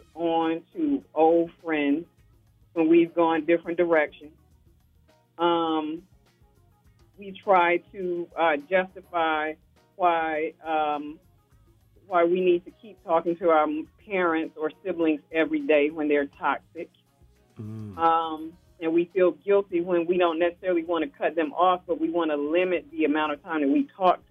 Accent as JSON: {"language": "English", "region": "Alabama", "country": "United States", "said": "I'm from Alabama"}